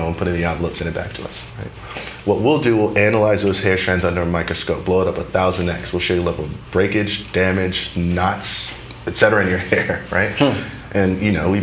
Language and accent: English; New York City, New York, United States; moved away as an adult; Queens, New York, born and raised.